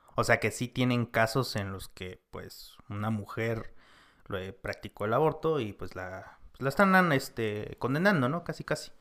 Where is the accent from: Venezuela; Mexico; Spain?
Mexico; also born or lived in San Cristóbal; nosotros como mexicanos